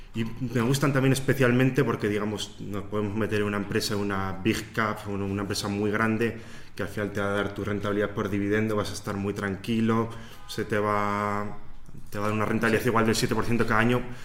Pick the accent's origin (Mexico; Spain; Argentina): Spain; Soria, Castile and León; moved away as an adult; also born or lived in Barcelona; now in Ireland; luego en Soria, que es de donde soy, y finalmente emigré a Irlanda